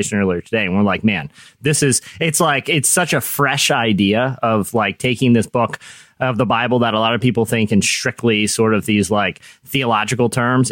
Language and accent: English; United States; I'm an American